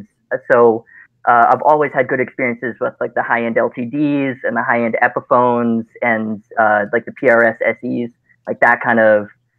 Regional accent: China; I grew up in China

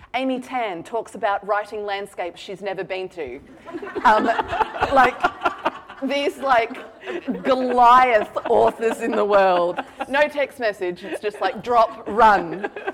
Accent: Australia

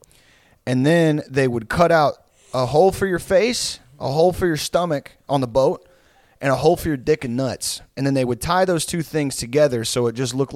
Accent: Houston, Texas, United States; accent: South Houston accent; moved away; we're from the same area, we grew up in the same area, like South Houston

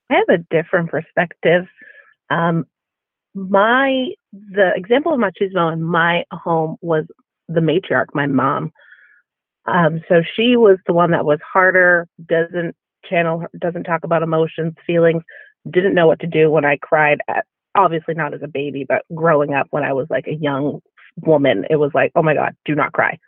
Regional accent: Massachusetts, United States; moved away as an adult; I grew up in Massachusetts, lived abroad for quite some time, and I have come back to Massachusetts

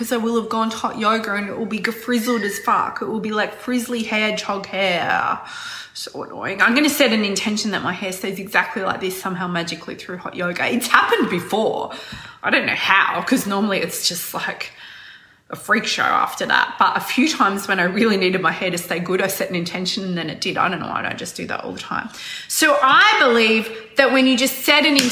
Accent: Australia; I'm not from New Zealand. I'm from Australia. Australia, mate. Very Australian.

